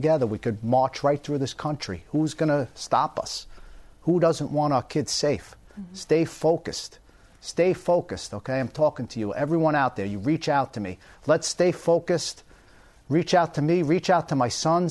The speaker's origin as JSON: {"language": "English", "area": "Long Island", "region": "New York", "country": "United States", "tie": "born or raised there", "moved": "yes", "lives_now": "Florida, United States", "said": "When I grew up in Long Island, my father instilled in me"}